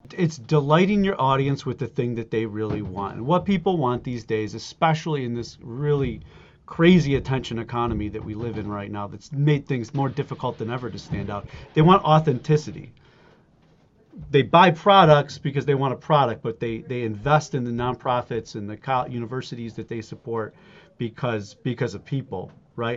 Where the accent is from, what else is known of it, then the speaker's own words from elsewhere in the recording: Buffalo, New York, United States; also born or lived in Germany / Alaska; I grew up in Buffalo, New York